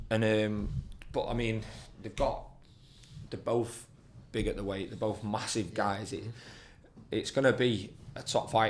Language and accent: English; United Kingdom; being British